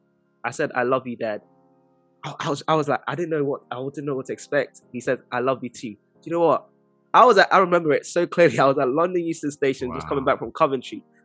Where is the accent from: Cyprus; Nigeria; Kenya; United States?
Nigeria; now in United Kingdom; I'm from Nigeria